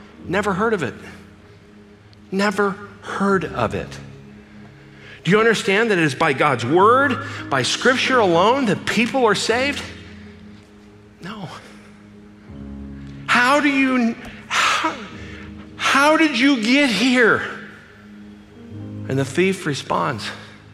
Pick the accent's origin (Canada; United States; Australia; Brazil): United States; Glendale, California; I grew up in Glendale, California